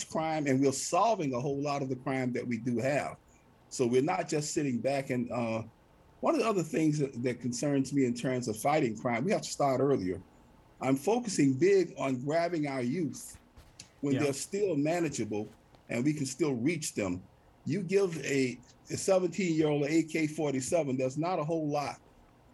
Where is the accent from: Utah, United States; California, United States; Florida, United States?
Florida, United States; Florida City; Florida City is my hometown. I was born and reared here.